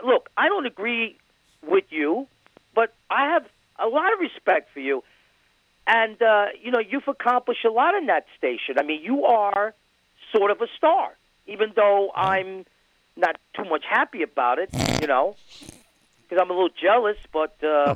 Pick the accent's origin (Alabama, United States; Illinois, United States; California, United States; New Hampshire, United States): New Hampshire, United States; That previous call of Mike. I'm from New Hampshire.